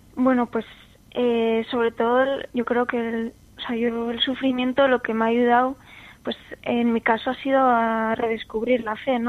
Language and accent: Spanish; San Sebastián, Basque Country, Spain; tengo 24 años, soy de San Sebastián